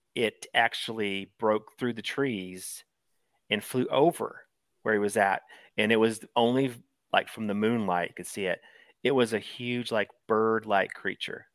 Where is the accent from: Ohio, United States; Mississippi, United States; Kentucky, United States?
Kentucky, United States; Eastern; growing up in Eastern Kentucky with your grandparents there